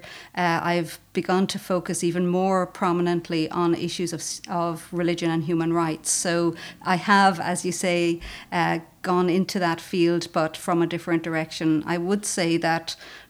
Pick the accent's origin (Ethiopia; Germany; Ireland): Ireland; Callan, Leinster; also born or lived in Maynooth / Dublin; from Callan, small town. I went to the Sisters of Mercy in Callan